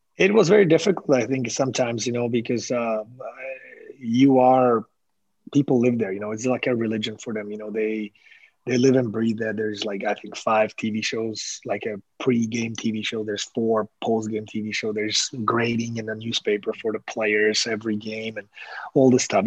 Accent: Slovakia; English is a second language; moved away

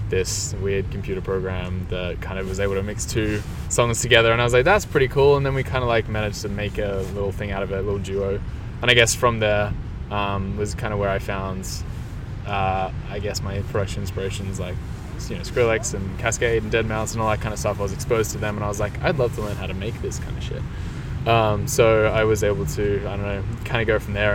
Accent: Canberra, Australian Capital Territory, Australia; I'm from Canberra, so Canberra is the capital of Australia

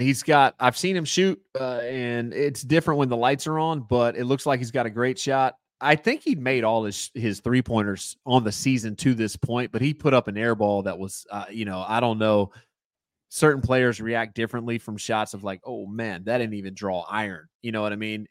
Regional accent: Tobacco Road, North Carolina, United States; I grew up on Tobacco Road

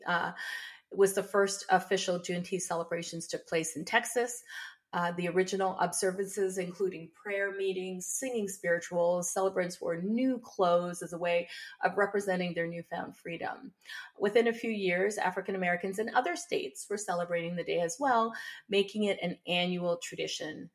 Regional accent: Windsor, Ontario, Canada; I was born and raised in Canada, uh, here on Turtle Island, and I've been residing here for uh, all of my 52 years on the planet. And so I currently live in Windsor, Essex County

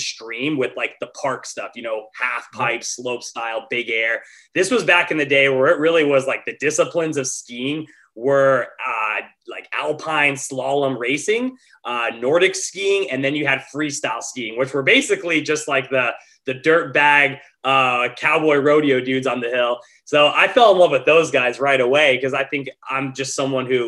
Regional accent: Montana, United States; moved away as an adult; now in Los Angeles, United States; I grew up in Montana.

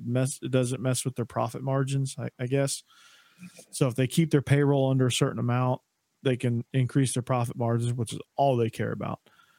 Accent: Atlanta, Georgia, United States; accent: chameleon accent; transient, transient city, I guess, or transplant city, Atlanta. So, like, my accent, like, I got a kind of a chameleon accent, so I can kind of fit in wherever I am.

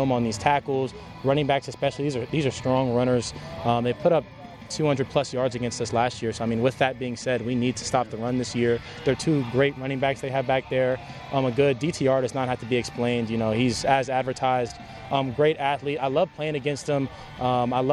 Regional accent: New Albany, Indiana, United States; moved away as an adult; I grew up in New Albany, Indiana all my life

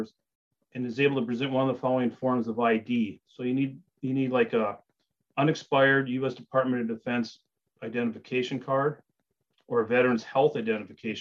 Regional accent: Marquette, Michigan, United States; moved away as an adult; also born or lived in Wisconsin; I grew up in Marquette

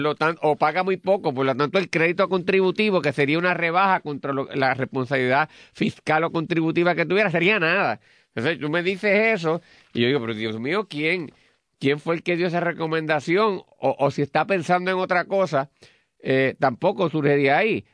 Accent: Puerto Rico; como los puertorriqueños

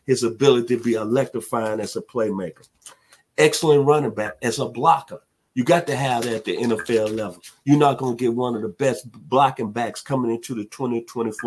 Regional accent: Memphis, Tennessee, United States; also born or lived in Atlanta, Georgia; my hometown, Memphis, Tennessee

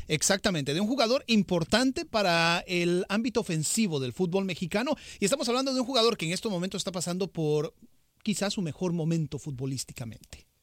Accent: Costa Rica; yo soy costarricense

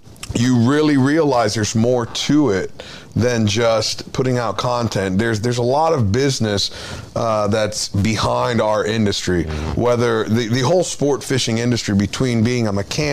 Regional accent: Florida, United States; I grew up in Florida

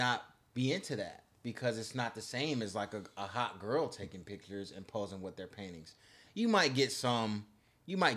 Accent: West Bloomfield, Michigan, United States; moved away; I'm from West Bloomfield, so it's the suburbs

